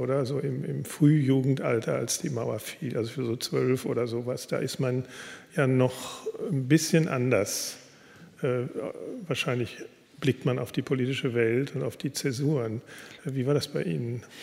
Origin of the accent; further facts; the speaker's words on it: Ruhr area, North Rhine-Westphalia, Germany; moved away; also born or lived in Berlin; Ich stamme aus dem Ruhrgebiet